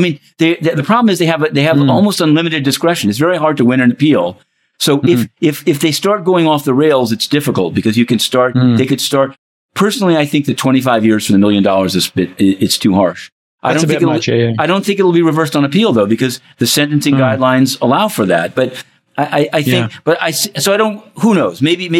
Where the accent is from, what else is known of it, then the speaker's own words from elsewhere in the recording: New York City, New York, United States; I'm a Bronxite